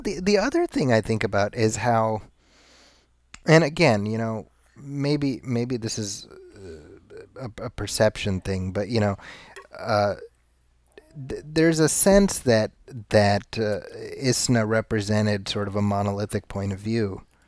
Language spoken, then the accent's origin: English; Chicago, Illinois, United States; I grew up in Chicago